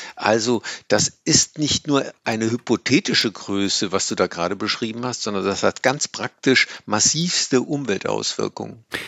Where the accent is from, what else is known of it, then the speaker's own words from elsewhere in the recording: Germany; wir äh, 8, paar zerquetschte Tonnen CO2 emittieren als Deutsche